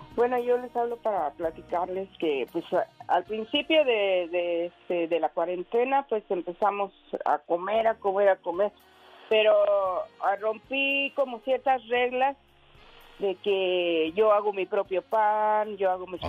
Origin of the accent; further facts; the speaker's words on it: Sonora, Mexico; moved away as an adult; now in California, United States; vivimos en California ahora unos 25 años y estaba de visita con mi hermana, la mayor, y, como somos de Sonora